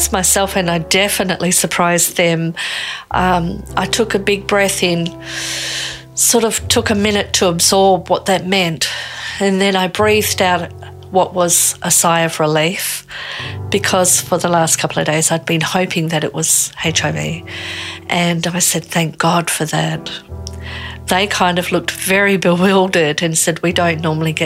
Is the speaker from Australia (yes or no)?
yes; Australia; I'm Australian.